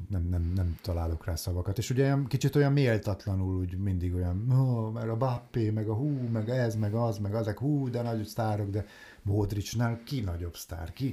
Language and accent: Hungarian; Hungary; így magyarként